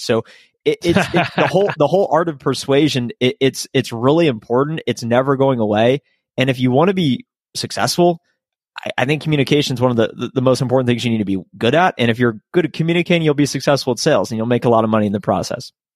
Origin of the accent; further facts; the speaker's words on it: Columbus, Ohio, United States; moved away as an adult; also born or lived in Athens, Ohio; now in Dallas, United States; I grew up in Columbus, Ohio, which is, which is the capital of the state.